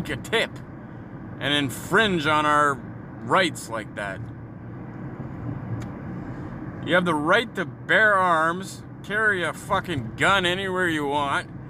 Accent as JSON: {"language": "English", "country": "Canada", "said": "we're Canadian"}